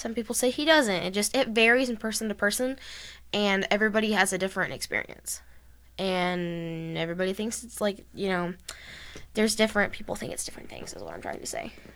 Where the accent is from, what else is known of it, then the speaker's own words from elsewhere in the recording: Texas, United States; we're from Texas